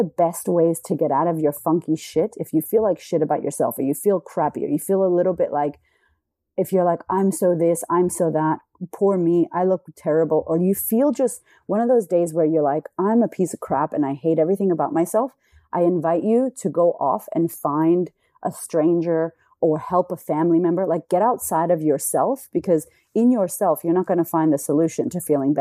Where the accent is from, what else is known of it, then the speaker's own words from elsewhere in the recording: United States; now in Australia; I'm American in Australia